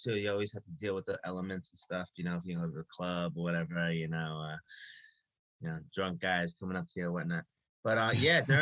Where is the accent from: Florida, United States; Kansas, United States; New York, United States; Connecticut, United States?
New York, United States; Long Beach; I grew up in Long Beach. We know all about the waters here.